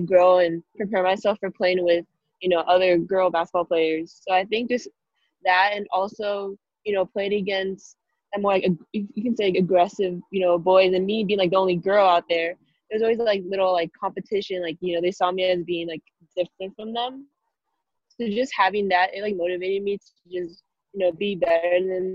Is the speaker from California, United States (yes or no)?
yes; Valencia, California, United States; There weren't that many other girl basketball players at my hometown, Valencia.